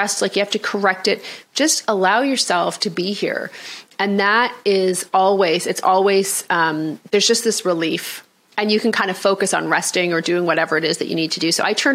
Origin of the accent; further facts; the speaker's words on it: Canada; I'm Canadian